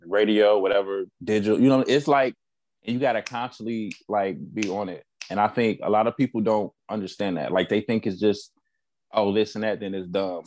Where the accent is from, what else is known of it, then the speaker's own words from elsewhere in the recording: Chicago, Illinois, United States; moved away as an adult; also born or lived in Missouri / Atlanta; now in Cincinnati, United States; I'm also from Chicago